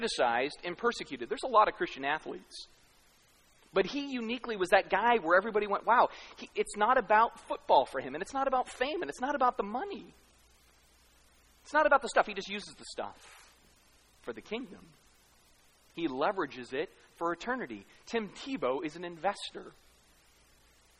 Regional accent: United States; I'm American

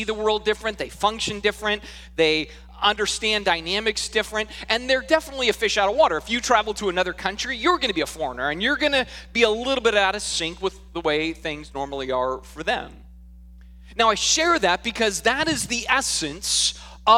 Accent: Sedona, Arizona, United States; also born or lived in Washington State; now in Washington, United States; I grew up in a small town in central Arizona called Sedona

